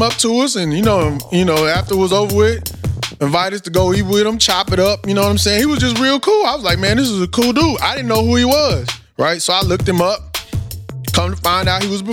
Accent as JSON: {"language": "English", "town": "Austin", "region": "Texas", "country": "United States", "tie": "born or raised there", "said": "my hometown of Austin, Texas."}